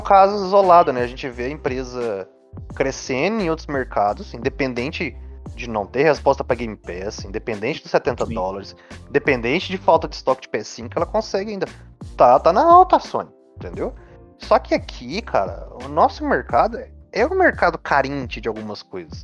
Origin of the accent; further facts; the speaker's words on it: Brazil; como brasileiro